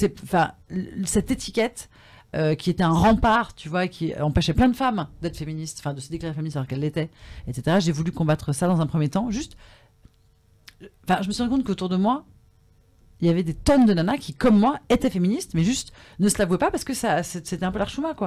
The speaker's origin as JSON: {"language": "French", "country": "France", "said": "je suis française."}